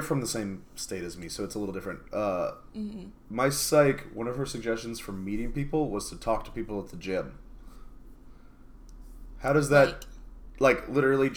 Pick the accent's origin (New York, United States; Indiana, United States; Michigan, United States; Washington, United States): Washington, United States; Seattle; now in Texas, United States; we're from Seattle